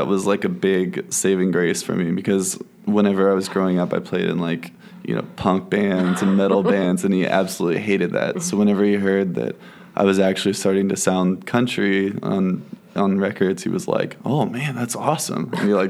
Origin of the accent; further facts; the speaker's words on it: Fort Worth, Texas, United States; moved away as an adult; also born or lived in Dallas; now in Nashville, United States; I grew up in Fort Worth. I went to school in Dallas for a year for college.